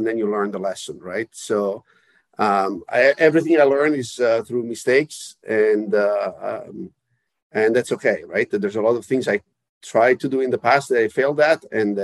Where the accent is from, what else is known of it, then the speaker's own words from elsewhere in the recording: Italy; moved away; I'm originally from Italy